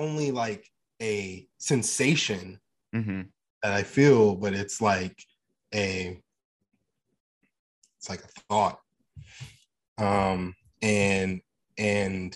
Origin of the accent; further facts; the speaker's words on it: Sacramento, California, United States; I'm from Sacramento, California